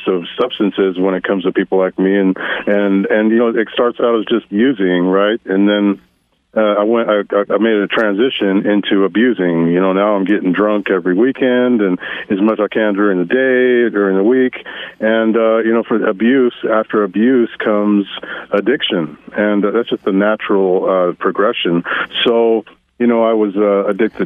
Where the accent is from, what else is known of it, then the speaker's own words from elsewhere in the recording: Twin Falls, Idaho, United States; I was born and raised in Twin Falls, Idaho